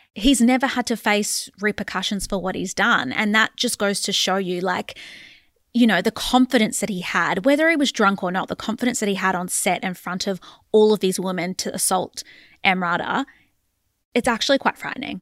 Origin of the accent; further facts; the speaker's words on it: Australia; us being the Australian public